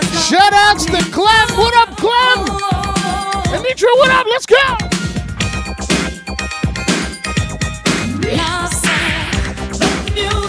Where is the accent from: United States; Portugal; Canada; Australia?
Canada; Montreal, Quebec; I'm from Montreal, which is in Canada.